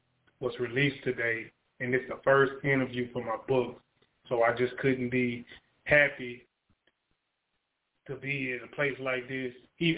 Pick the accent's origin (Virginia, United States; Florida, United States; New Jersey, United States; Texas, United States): Texas, United States; Beaumont; I'm from Beaumont, Texas.